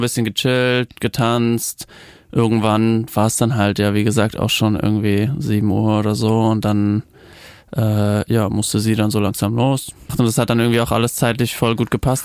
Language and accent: German; Germany; accent: German accent (in English); mit deutschem Akzent